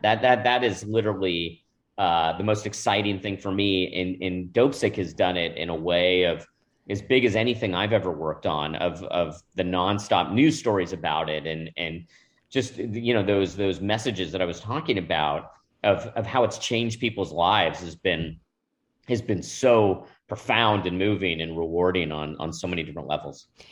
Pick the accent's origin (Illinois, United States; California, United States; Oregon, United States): California, United States; Manhattan Beach; I grew up in Manhattan Beach, California